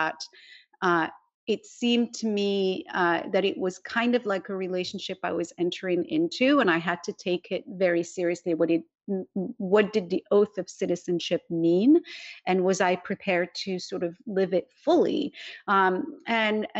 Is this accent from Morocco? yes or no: yes; Morocco; moved away as an adult; now in California, United States; I was born in Morocco, which is a constitutional monarchy